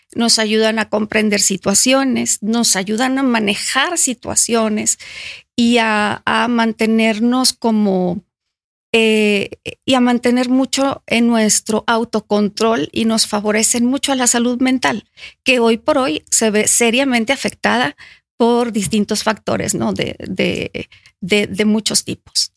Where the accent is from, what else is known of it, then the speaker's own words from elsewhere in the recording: Monterrey, Nuevo León, Mexico; nací en Monterrey, soy 100% regiomontana